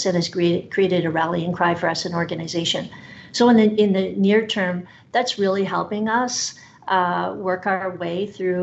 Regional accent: Canada; I'm a fiercely loyal Canadian

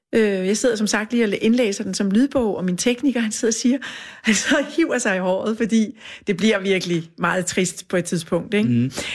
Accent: Funen, Southern Denmark, Denmark; now in Copenhagen, Denmark; jeg er jo fra Fyn

